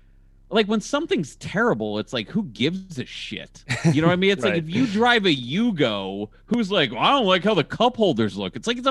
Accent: Ohio, United States; also born or lived in St. Louis; I grew up in Ohio. I lived in St. Louis most of my life. Like, I know what the Midwest looks like.

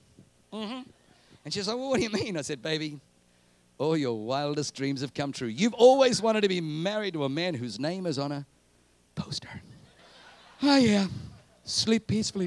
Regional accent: Australia; moved away as an adult; also born or lived in Germany; now in New Zealand; I grew up in Australia

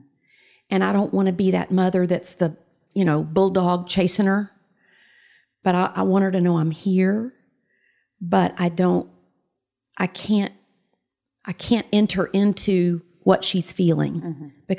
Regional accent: the South, United States; Yes, I'm a girl from the South.

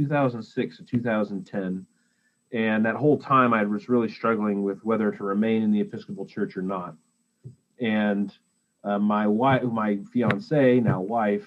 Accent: Arizona, United States; now in Western Michigan, United States; I grew up in Arizona

